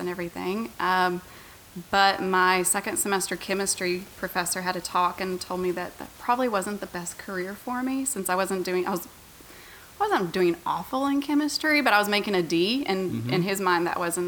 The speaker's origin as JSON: {"language": "English", "town": "Santa Fe", "region": "New Mexico", "country": "United States", "tie": "born or raised there", "moved": "as an adult", "said": "I was born and raised there. Lived there until I was 18 and went off to college"}